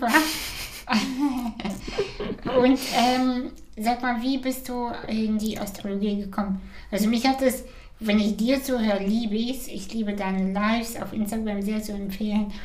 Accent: Kazakhstan; Ich komme aus Kasachstan. Ich habe meine erste Orange erst mit äh, sechs

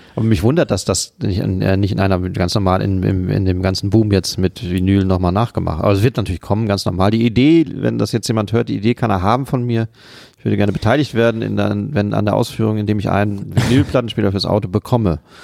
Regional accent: Siegen, North Rhine-Westphalia, Germany; moved away; Ich komme eigentlich aus Siegen, einer Stadt in Ost- Südostwestfalen.

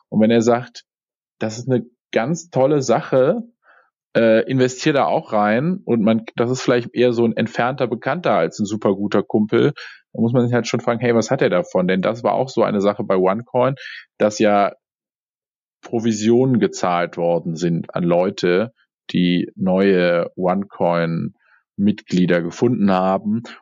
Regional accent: Cologne, North Rhine-Westphalia, Germany; aber äh, ich komme aus dem Rheinland. Rheinland. Ja, genau, dann Fort ja. in Köln.

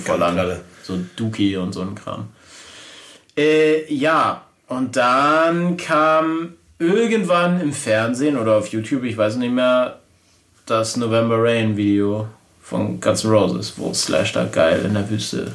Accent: Glücksburg, Schleswig-Holstein, Germany; habe dann in meinem Heimatort Glücksburg bei Flensburg Gitarrenunterricht genommen

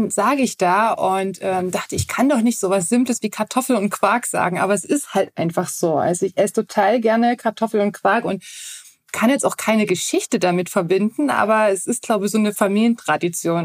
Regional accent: Dresden, Saxony, Germany; also born or lived in Radebeul / Zittau; ich bin in Dresden groß geworden, beziehungsweise dann sind wir nach Radebeul rausgezogen

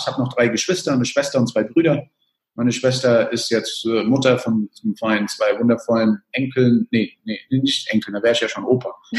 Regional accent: El Salvador; also born or lived in Germany; Ich komme aus El Salvador

